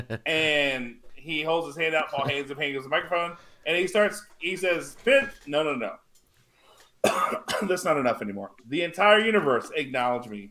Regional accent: Lafayette, Louisiana, United States; my hometown of Lafayette, Louisiana

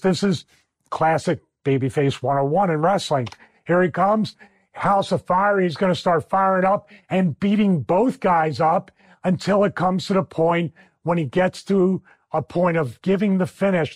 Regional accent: Philadelphia, Pennsylvania, United States; accent: Philly; my Philly accent

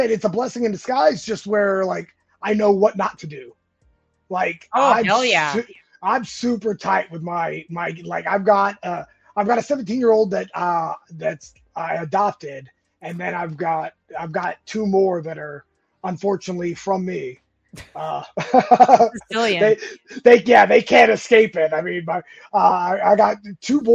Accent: California, United States; moved away as an adult; also born or lived in Georgia; I was born and raised in California. I moved out to Georgia in 98

